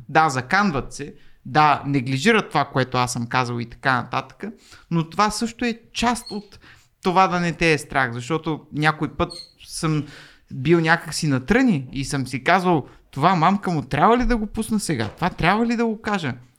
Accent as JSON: {"language": "Bulgarian", "town": "Varna", "region": "Varna Province", "country": "Bulgaria", "tie": "born or raised there", "moved": "as an adult", "lives_now": "Sofia, Bulgaria", "said": "езиковата гимназия, в която завърших нали, във Варна, първа езикова"}